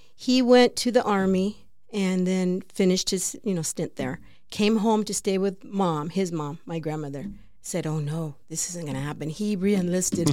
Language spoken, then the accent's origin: English; Peoria, Arizona, United States; I grew up in Varney Track